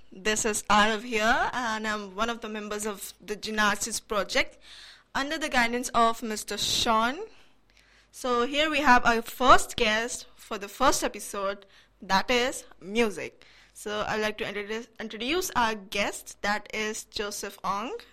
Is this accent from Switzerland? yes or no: no; India; I'm Indian, so right. I grew up listening to Bollywood songs.